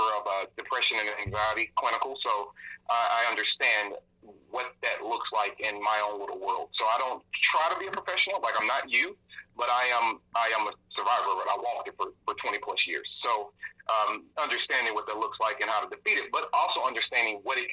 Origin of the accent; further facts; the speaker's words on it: St. Louis, Missouri, United States; I am born and bred in St. Louis, Missouri. Proud of it. I'm from the city's north side